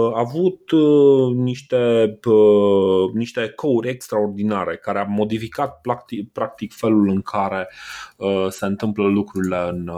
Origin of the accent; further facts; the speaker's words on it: Brașov, Brașov County, Romania; eu ca brașovean